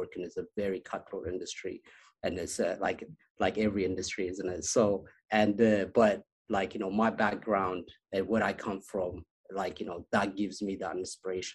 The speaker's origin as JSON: {"language": "English", "region": "Addis Ababa", "country": "Ethiopia", "tie": "born or raised there", "also_born_or_lived": "Las Vegas, United States", "moved": "yes", "said": "I was born in Ethiopia, in Addis Ababa, the capital, and a small neighborhood, you know, and it's called Kazanchis."}